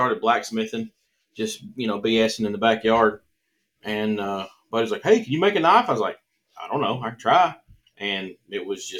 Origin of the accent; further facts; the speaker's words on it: Central City, Kentucky, United States; accent: Southern; I'm from Central City, Kentucky.